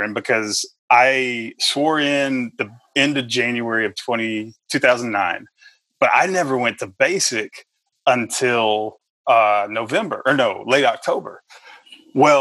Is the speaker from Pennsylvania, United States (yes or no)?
no; Texas, United States; accent: country; now in Tennessee, United States; You hear the little country accent. I'm originally from Texas. I've lived most of my life in Tennessee.